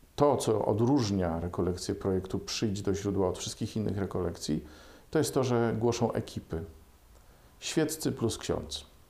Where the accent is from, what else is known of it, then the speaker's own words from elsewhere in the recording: Bydgoszcz, Kuyavian-Pomeranian Voivodeship, Poland; w Bydgoszczy też mamy szkołę dla niewidomych, a stamtąd pochodzę